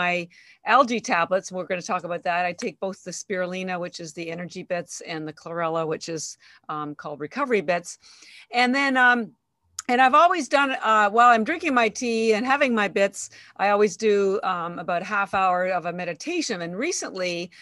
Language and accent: English; Canada; moved away as an adult; now in Boston, United States